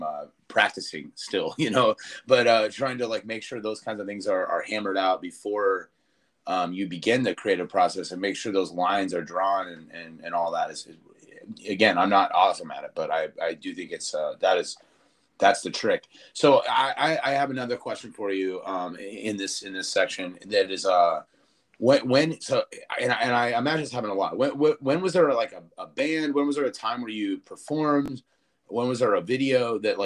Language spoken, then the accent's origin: English; Springfield, Massachusetts, United States; born or raised there; moved away